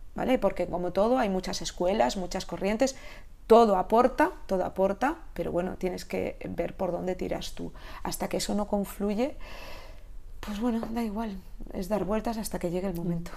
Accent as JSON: {"language": "Spanish", "region": "Catalonia", "country": "Spain", "tie": "born or raised there", "moved": "as an adult", "lives_now": "Galicia, Spain", "said": "tengo mi, corazón eh, catalán de haber nacido y criado allí, criado allí"}